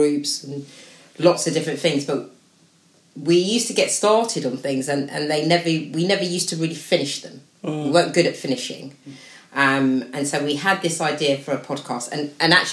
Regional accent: Slough, South East England, United Kingdom; I'm proud to be a resident of Slough

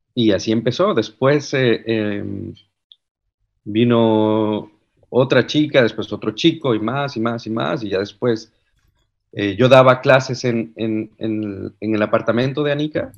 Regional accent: Cartago, Costa Rica; moved away as an adult; now in Netherlands; yo soy de Cartago, es una de las ciudades más frías en las montañas.

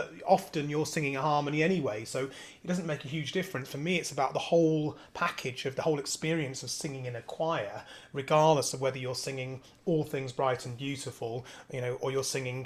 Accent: Devon, South West England, United Kingdom; I was born in Devon

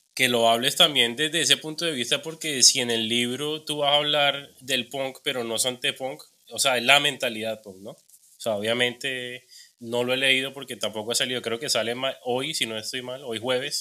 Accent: Cartagena, Bolívar, Colombia; also born or lived in Bogotá; yo soy de Cartagena

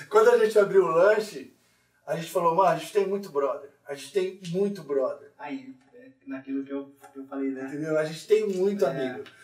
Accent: Paulínia, São Paulo, Brazil; eu sou lá de Paulínia

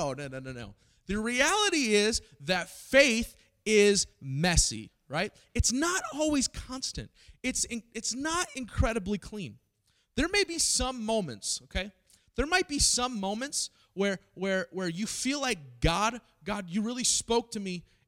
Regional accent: Springfield, Missouri, United States; I grew up in Springfield, Missouri, and this is where I came from, right? I came from the number 2 most Bible-minded believing city in America.

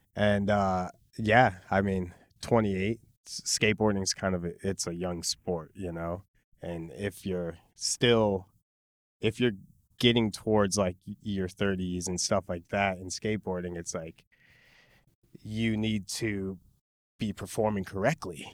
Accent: Chicago, Illinois, United States; moved away as an adult; now in Los Angeles, United States; I was born and raised in Pilsen

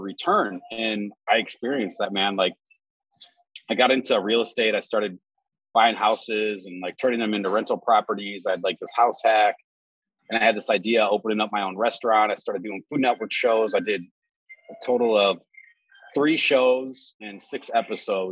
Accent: Minneapolis, Minnesota, United States; being born and raised in the Twin Cities my whole fucking life

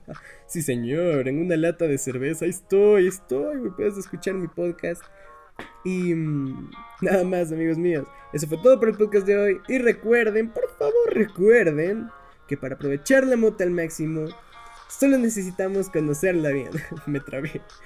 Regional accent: Ecuador; en mi país, en Ecuador

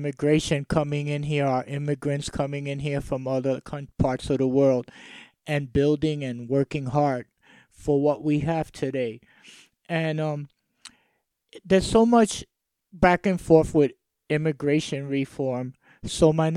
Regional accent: New York, United States; growing up in New York, I come from a old school family

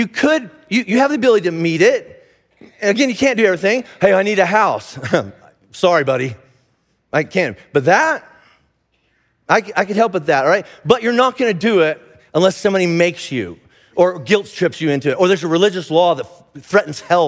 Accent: United States; I'm an American

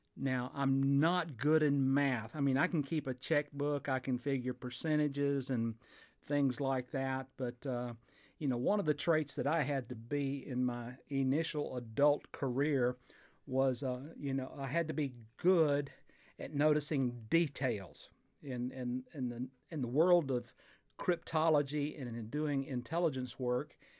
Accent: Fort Payne, Alabama, United States; recording here in my hometown of Fort Payne, Alabama

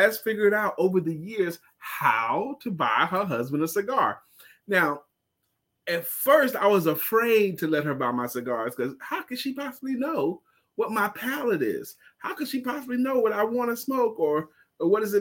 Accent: New York City, New York, United States; I'm from Brooklyn.

